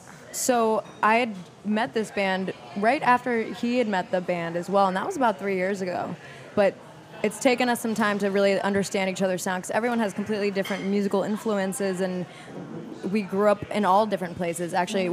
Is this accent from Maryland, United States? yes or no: yes; Maryland, United States; moved away as an adult; also born or lived in Wisconsin; now in New Orleans, United States; I'm from Maryland